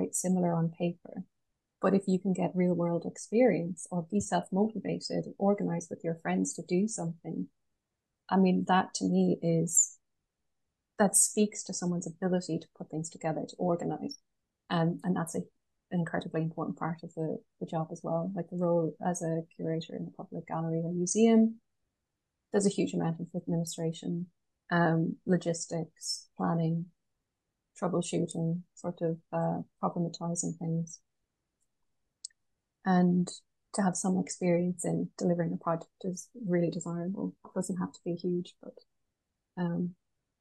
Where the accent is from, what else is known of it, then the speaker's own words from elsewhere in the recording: Galway, Connacht, Ireland; I'm from Galway, west of Ireland